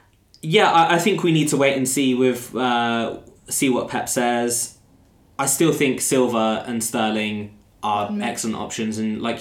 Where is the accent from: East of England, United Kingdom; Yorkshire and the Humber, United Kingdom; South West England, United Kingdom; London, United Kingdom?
East of England, United Kingdom; Luton; Luton, my hometown